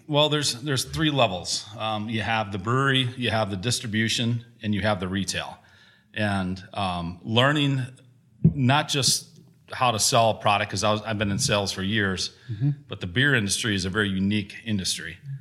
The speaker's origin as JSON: {"language": "English", "town": "Gratiot", "region": "Wisconsin", "country": "United States", "tie": "born or raised there", "said": "I grew up outside of Gratiot, Wisconsin, between Gratiot and South Wayne, right on Highway 11"}